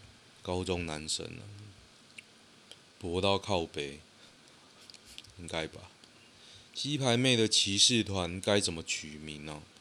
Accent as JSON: {"language": "Chinese", "town": "Guishan", "region": "Taoyuan", "country": "Taiwan", "tie": "born or raised there", "said": "龟山呢？哦哟，在我老家那边。"}